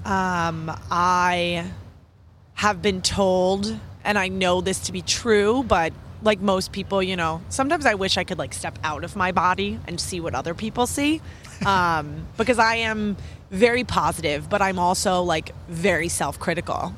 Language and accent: English; New York City, New York, United States; I'm a New Yorker